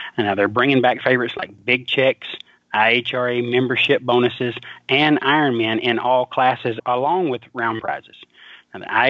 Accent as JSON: {"language": "English", "region": "Alabama", "country": "United States", "tie": "born or raised there", "said": "here in my home state, Huntsville, Alabama."}